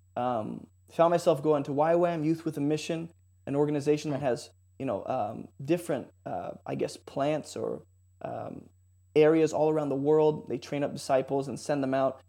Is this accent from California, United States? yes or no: yes; San Jose, California, United States; I grew up in San Jose, so California